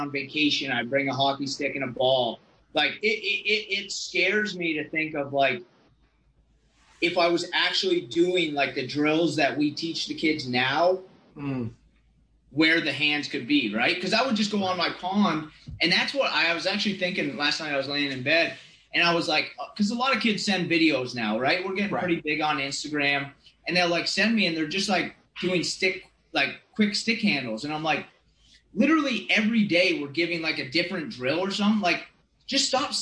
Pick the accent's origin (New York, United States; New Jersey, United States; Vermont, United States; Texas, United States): Vermont, United States; Burlington; born or raised there